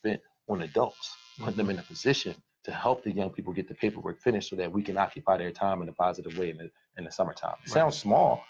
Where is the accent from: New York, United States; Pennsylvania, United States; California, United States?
Pennsylvania, United States; Philadelphia; I grew up in Philadelphia